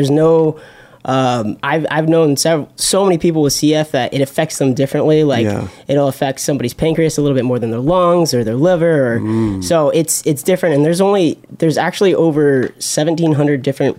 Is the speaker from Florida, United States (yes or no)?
yes; Florida, United States; moved away as an adult; now in New York City, United States; I grew up in Florida. I was born and raised in Florida, and I lived like 10 minutes from the beach